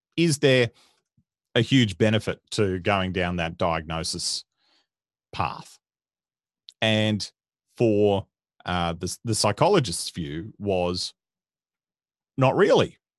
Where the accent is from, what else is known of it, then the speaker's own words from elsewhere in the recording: Dayboro, Queensland, Australia; I grew up in country Queensland, uh, in a little, little farming town called Daybro